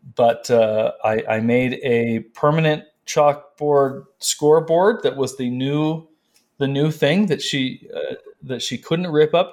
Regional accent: California, United States; moved away as an adult; also born or lived in North Carolina; now in Prescott, United States; I'm from California

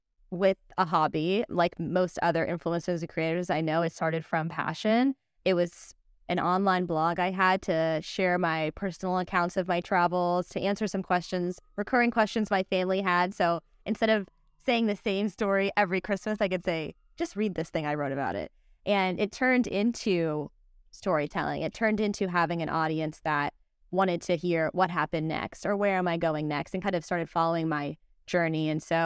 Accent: San Diego, California, United States; born there; also born or lived in Virginia; I was born in San Diego. Within my first year of life, we moved across the country to Virginia.

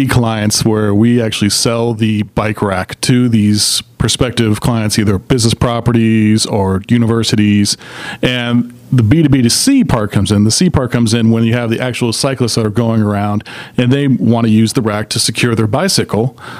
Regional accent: Atlanta, Georgia, United States; I hail from Atlanta. I'm a native, actually.

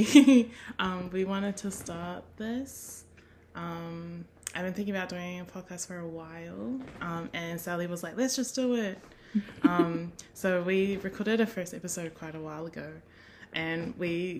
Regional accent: New Zealand; also born or lived in Australia / Dunedin / Wellington; I was born in Australia, so everyone calls me a traitor to New Zealand. But I grew up between the two countries, so I would definitely say that I've been in New Zealand longer. So definitely Kiwi at heart

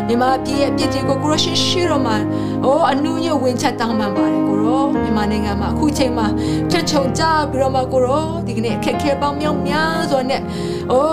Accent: Myanmar; born or raised there

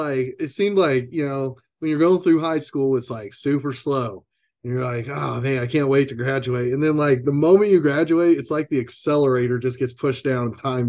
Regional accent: Eureka, Kansas, United States; also born or lived in Wichita, Kansas / Las Vegas; And then they were from Eureka. So eventually we kind of made our way back to Eureka. And that's pretty much where I grew up from, let's say, fifth, sixth grade, somewhere in there.

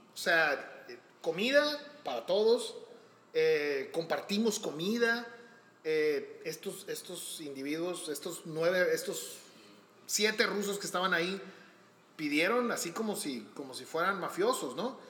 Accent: Hermosillo, Sonora, Mexico; yo soy de aquí de Hermosillo

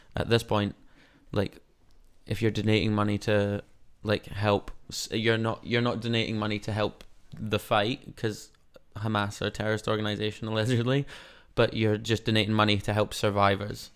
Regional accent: Scotland, United Kingdom; now in New Zealand; I'm Scottish

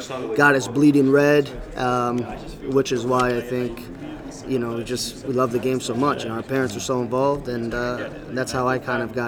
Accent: Danbury, Connecticut, United States; born and raised in Danbury, Connecticut, with Portuguese parents as background.

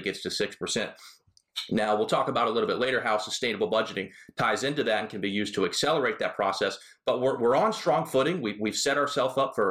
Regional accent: Orlando, Florida, United States; now in Columbia, United States; Florida, where I'm from Orlando.

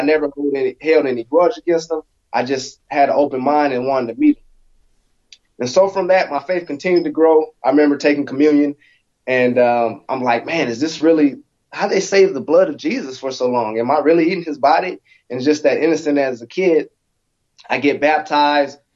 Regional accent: Alaska, United States; growing up in Alaska, so I was born born in Alaska, uh, 1984

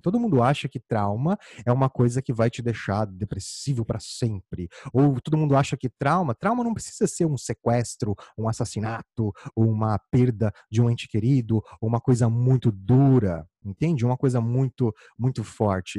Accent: Campo Grande, Mato Grosso do Sul, Brazil; eu sou natural de Campo Grande, no Mato Grosso do Sul.

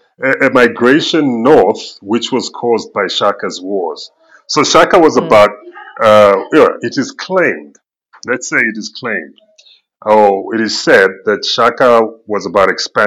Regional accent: Zambia; I'm originally from Zambia. It's a country in Southern Africa, just below the current Democratic Republic of Congo and above Zimbabwe.

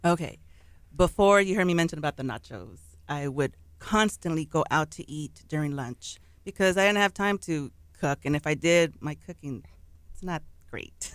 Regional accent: Pasadena, Texas, United States; I'm from Pasadena, Texas, originally born and raised there, lived all there all my life

